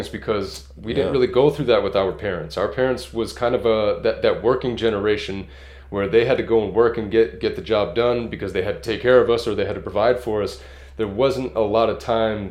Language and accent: English; California, United States; also born or lived in Massachusetts; I moved to California when I was 8 years old